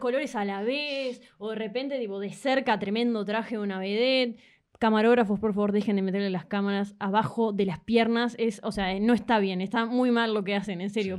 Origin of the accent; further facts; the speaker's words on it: Toronto, Ontario, Canada; also born or lived in Uruguay; Soy canadiense, pero mis padres son uruguayos